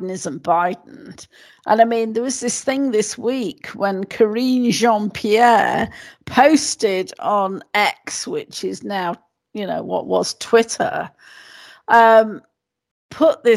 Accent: United Kingdom

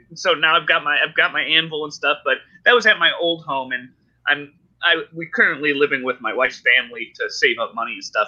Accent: Ohio, United States; moved away as an adult; also born or lived in Colorado; I was born and raised in Ohio

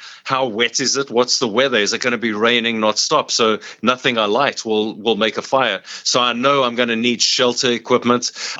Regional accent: South Africa; I can roll my R's because I'm from South Africa, so it's kind of a kind of guttural Afrikaans, but I love them.

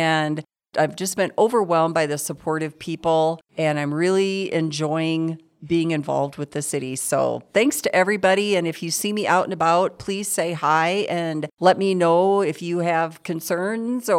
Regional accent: Aberdeen, South Dakota, United States; moved away as an adult; also born or lived in Sioux Falls, South Dakota; now in Gillette, United States; I'm originally from Aberdeen, South Dakota

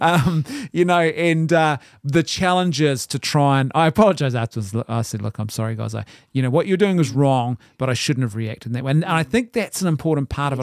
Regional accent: Ireland; I'm an Irishman

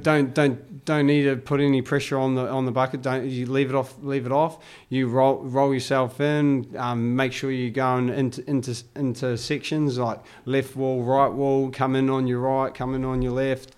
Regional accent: United States; being American

